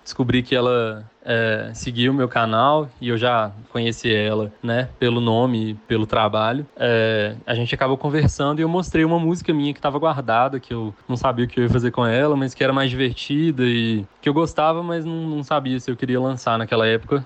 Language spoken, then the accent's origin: Portuguese; Belo Horizonte, Minas Gerais, Brazil; Eu nasci, fui criado e moro até hoje em Belo Horizonte